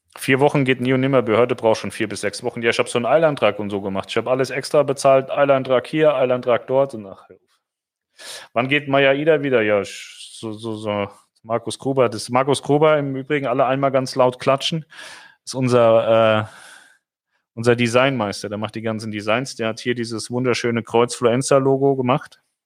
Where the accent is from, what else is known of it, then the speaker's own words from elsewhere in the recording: Germany; als Deutscher